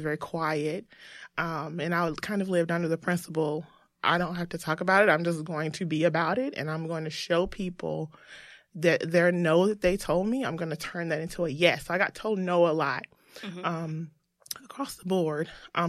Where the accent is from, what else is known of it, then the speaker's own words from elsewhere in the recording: the South, United States; So I grew up in the South.